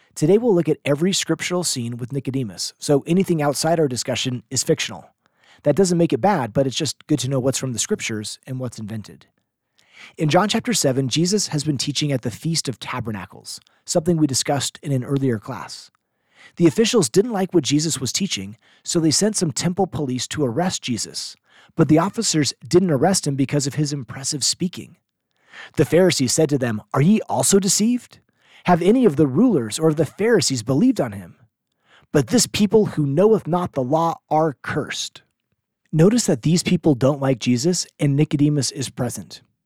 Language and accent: English; Seattle, Washington, United States; I grew up in Seattle where we had volunteer early morning seminary teachers